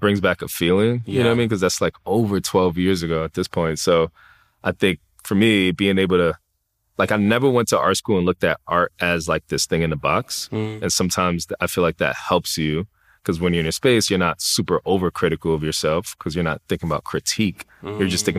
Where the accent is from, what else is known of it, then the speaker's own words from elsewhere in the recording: New York City, New York, United States; Like growing up in the Bronx, growing up in New York City, there's just so many people, right? There's so many different cultures, so many different aspects to life.